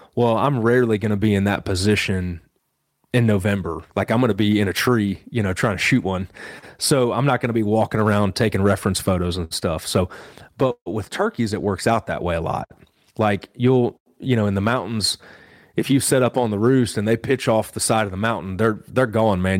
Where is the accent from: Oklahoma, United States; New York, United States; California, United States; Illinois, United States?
Illinois, United States; Western; moved away as an adult; also born or lived in South Carolina; now in Boone, North Carolina, United States; I actually grew up in Western Illinois and, um, grew up on a farm there